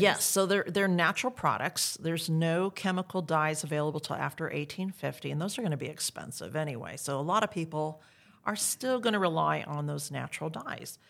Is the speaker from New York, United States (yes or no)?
no; Iowa, United States; now in Texas, United States; I grew up in Iowa